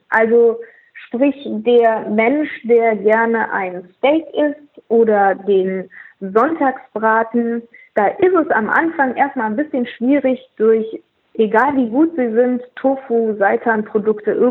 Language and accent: German; Austria; als Österreicherin liebe ich natürlich Pfifferlinge